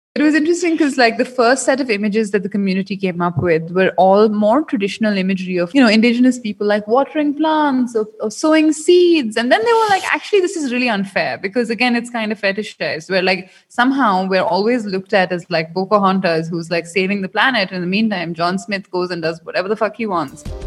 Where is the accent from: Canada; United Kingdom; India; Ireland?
India; the youth in India, including myself